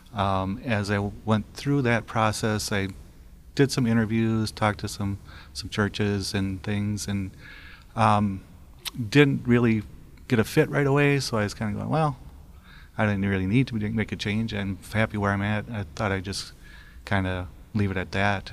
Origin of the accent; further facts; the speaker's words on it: Wisconsin, United States; now in Minnesota, United States; my hometown in Wisconsin